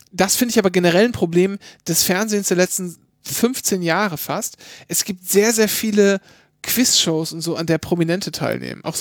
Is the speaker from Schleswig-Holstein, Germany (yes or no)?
no; Bavaria, Germany; Ich bin ja gar kein richtiger Bayer, ich komme ja aus Franken.